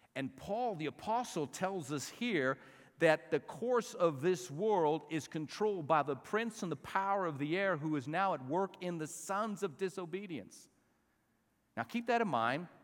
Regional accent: Albuquerque, New Mexico, United States; at the age of seventeen, a senior at Manzano High School in Albuquerque

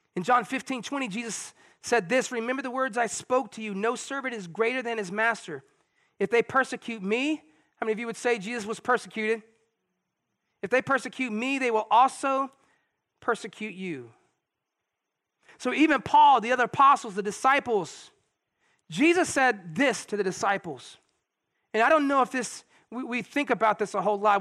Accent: United States

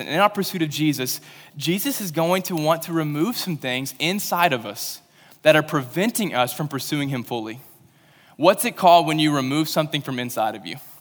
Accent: Western Kentucky, United States; moved away; I'm from Western Kentucky, and I ca, I went to a school that had camo day, so that's where I'm from

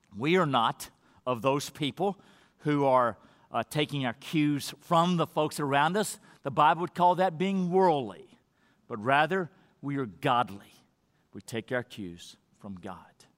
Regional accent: Texas, United States; I was born here in America, and I'm an American citizen

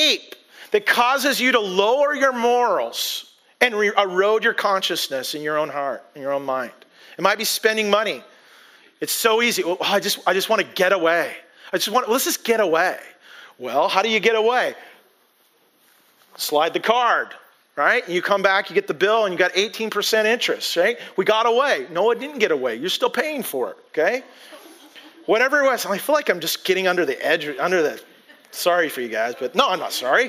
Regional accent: Bellingham, Washington, United States; I grew up in Whatcom County, grew up in Bellingham

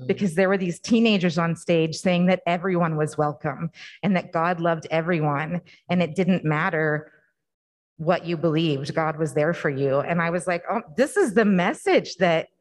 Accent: the Bible Belt, United States; I grew up in the Bible Belt

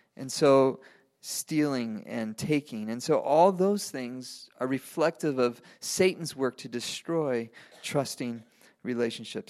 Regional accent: Venezuela; moved away; I grew up in Venezuela. I speak, I speak Spanish

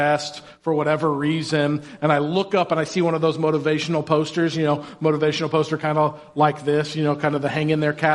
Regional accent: Indiana, United States; I grew up in Indiana

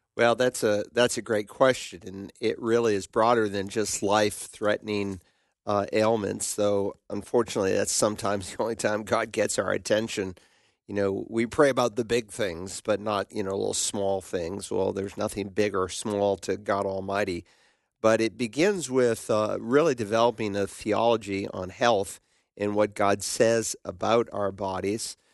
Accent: Worcester, Massachusetts, United States; my hometown of Worcester, Massachusetts

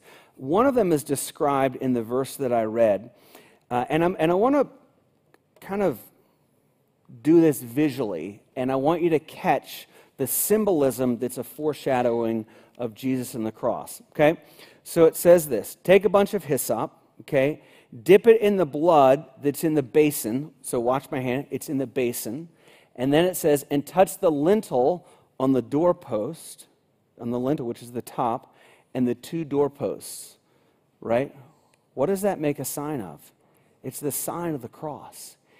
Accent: United States; Even though I was born in America, even though my parents took me to church occasionally, even though I was baptized as an infant

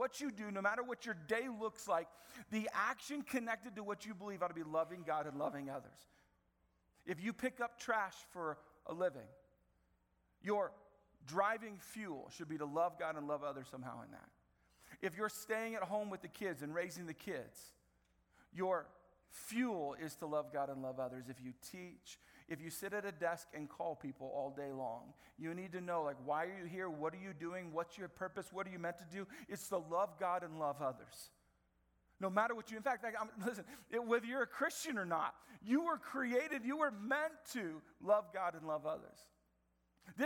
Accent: Marion, Indiana, United States; I grew up in Marion from middle school all the way through to college

